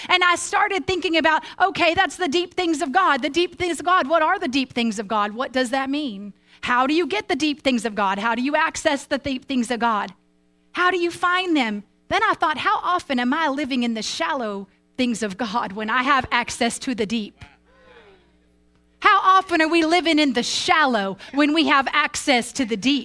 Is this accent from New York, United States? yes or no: no; Tulsa, Oklahoma, United States; also born or lived in Broken Arrow, Oklahoma / Jenks, Oklahoma; When I was a kid, I grew up in Tulsa, Oklahoma